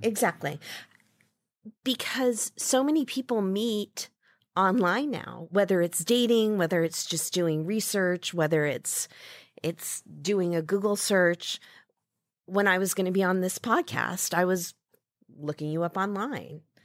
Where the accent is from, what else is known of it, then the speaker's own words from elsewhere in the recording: Ames, Iowa, United States; moved away as an adult; also born or lived in Saratoga, California; now in San Francisco, United States; I grew up in Ames, Iowa